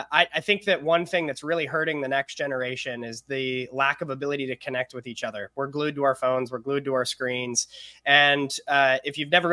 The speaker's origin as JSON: {"language": "English", "region": "Kentucky", "country": "United States", "tie": "born there", "also_born_or_lived": "Toronto, Canada / California", "said": "I was actually born in Kentucky. And you'll like this, a portion of my upbringing was in Toronto, Canada. So while I've lived in California the longest, I'm from a lot of different places."}